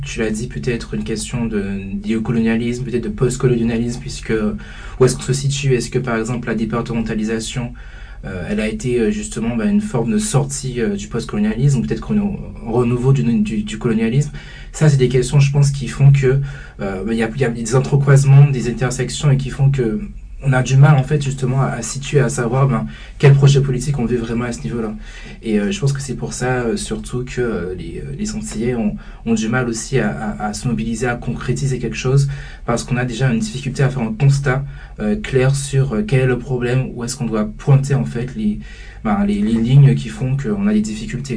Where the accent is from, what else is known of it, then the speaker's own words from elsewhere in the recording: Guadeloupe; en tant que Guadeloupéen, en tant qu'Antillais qui est justement grandi aux Antilles